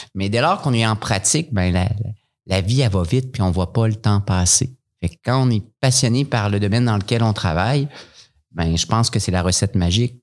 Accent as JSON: {"language": "French", "town": "Montreal", "region": "Quebec", "country": "Canada", "moved": "as an adult", "lives_now": "Sherbrooke, Canada", "said": "retourner à Montréal parce que je venais de là"}